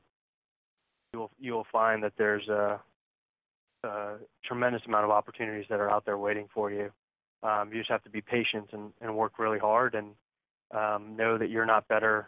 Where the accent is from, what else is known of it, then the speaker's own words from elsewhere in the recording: Connecticut, United States; now in Houston, United States; I'm from Connecticut